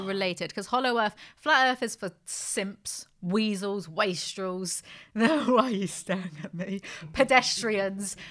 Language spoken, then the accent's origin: English; United Kingdom; I'm very British